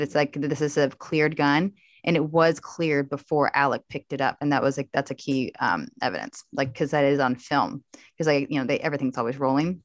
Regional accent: La Grange, Kentucky, United States; I am from a very small town, um, I grew up mostly in LaGrange

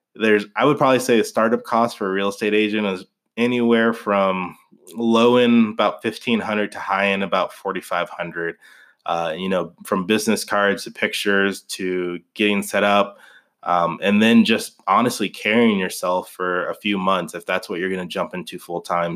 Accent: Kansas City, United States; also born or lived in Wichita, Kansas / northern Colorado; now in Colorado, United States; I grew up in Kansas City

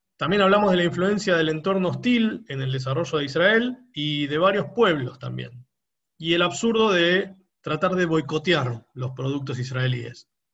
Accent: Argentina; como argentino medianamente informado

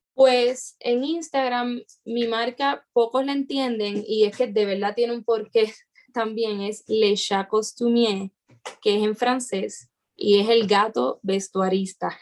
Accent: Puerto Rico; en mi país

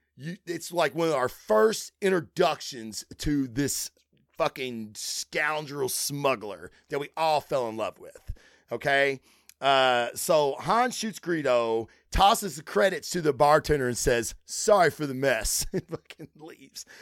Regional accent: Kentucky, United States; I'm from Kentucky

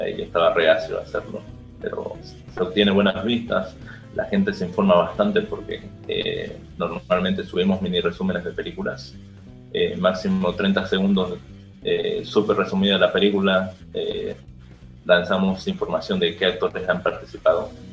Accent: Bolivia; somos de Bolivia

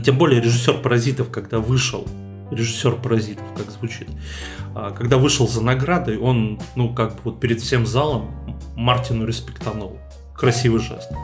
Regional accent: Russia; нашей страны

